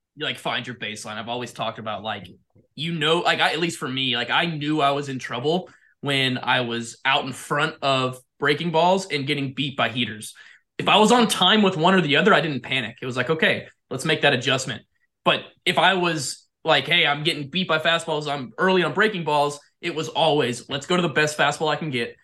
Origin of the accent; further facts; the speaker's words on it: Jupiter, Florida, United States; I grew up in Jupiter